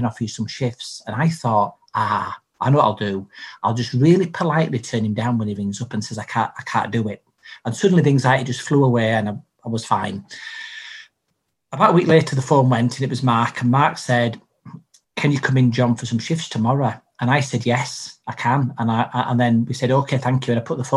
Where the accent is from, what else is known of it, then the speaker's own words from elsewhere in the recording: Bradford, Yorkshire and the Humber, United Kingdom; also born or lived in York; Bradford is my home. I was born near York, but I've lived most of my life in Bradford